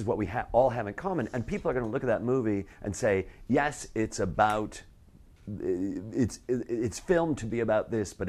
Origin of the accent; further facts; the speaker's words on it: Chicago, Illinois, United States; growing up in Chicago, where I grew up on the far north side